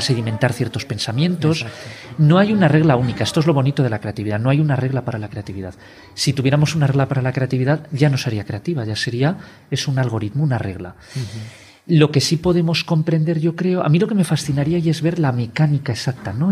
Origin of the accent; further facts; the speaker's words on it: Spain; como somos españoles